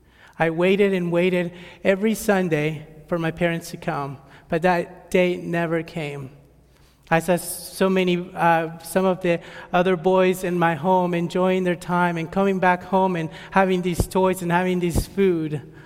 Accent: El Salvador; born there; I'm 21 years old. I was born in El Salvador, but sadly, if you were to ask me anything about my country, I would not be able to tell you anything.

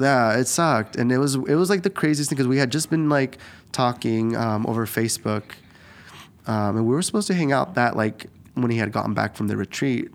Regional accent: Eugene, Oregon, United States; also born or lived in Guadalajara, Mexico; I just grew up in Eugene

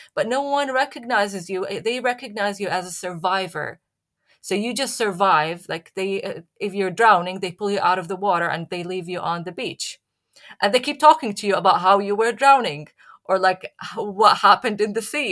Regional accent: Syria; moved away as an adult; also born or lived in Leeds; now in United Kingdom; I'm from Syria

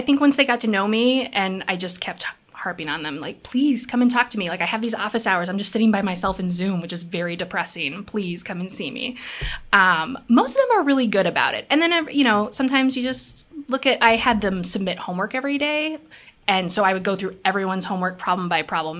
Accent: Minnesota, United States; also born or lived in Seattle, Washington; I was born in Seattle. We moved to Minnesota, to this teeny tiny town

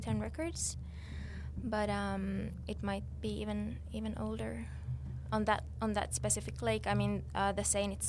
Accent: Finland; I'm from Finland

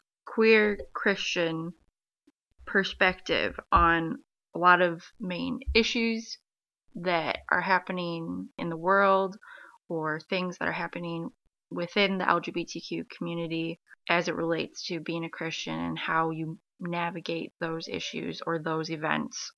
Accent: Michigan, United States

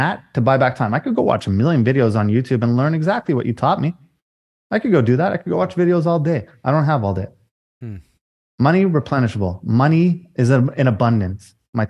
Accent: Canada; Yeah, sorry. I'm a Canadian boy.

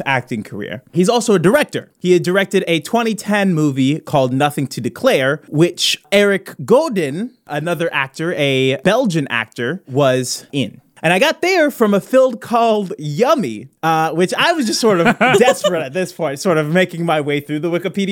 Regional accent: Midwest, United States; I'm from the Midwest

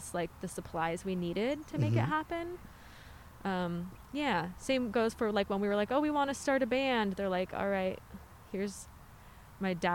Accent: Riverside, California, United States; I'm from Riverside.

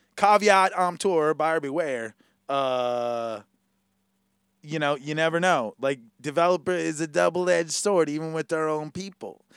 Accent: Hawaii, United States; as a Hawaiian

